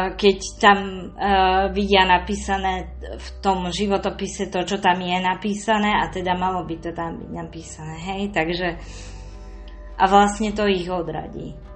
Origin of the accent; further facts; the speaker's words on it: Trnava, Trnava Region, Slovakia; mojom rodnom meste v Trnave